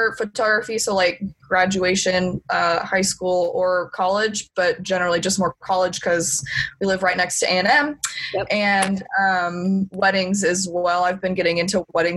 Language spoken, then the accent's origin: English; Dallas, Texas, United States; now in College Station, United States; I'm originally from the Dallas area.